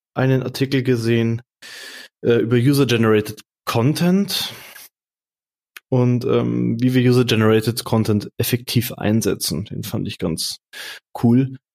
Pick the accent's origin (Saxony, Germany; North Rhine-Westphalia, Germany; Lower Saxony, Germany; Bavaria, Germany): Bavaria, Germany; Munich; Ich komme hier aus München, aus dem Dorf